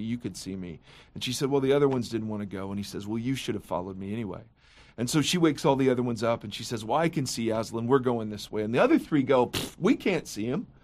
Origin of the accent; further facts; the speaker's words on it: Midwest, United States; now in Orange County, United States; as a Midwesterner